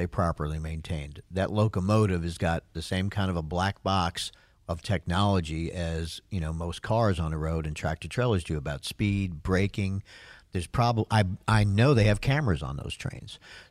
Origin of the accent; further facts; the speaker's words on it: New York, United States; I'm from New York State, and that's how we do our water through most of the upstate part into Pennsylvania